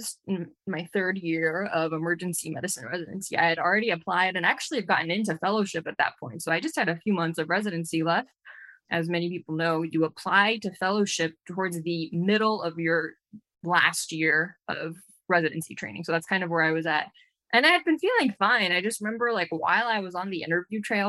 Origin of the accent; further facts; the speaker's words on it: Glendale, California, United States; I'm originally from Glendale, California, here